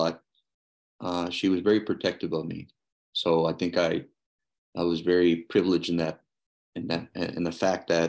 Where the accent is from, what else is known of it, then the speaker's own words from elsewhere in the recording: Edinburg, Texas, United States; now in Bristol, United States; I grew up in the Rio Grande Valley as well, town named Edinburgh, Texas, about what, 20 minutes from the border